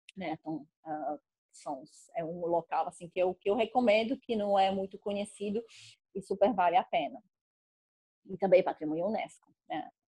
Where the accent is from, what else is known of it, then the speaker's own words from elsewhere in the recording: Czechia; Portuguese is a second language; moved away as an adult; also born or lived in Coimbra, Portugal / Brazil; que é o nome tcheco, porque eu sou tcheca